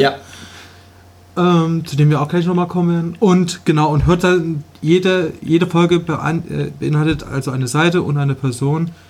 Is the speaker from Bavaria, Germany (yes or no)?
no; Leipzig, Saxony, Germany; Wenn ich jetzt hier in der Schule früher ein super Fußballspieler ja. war, dann hat das hier keinen interessiert in Leipzig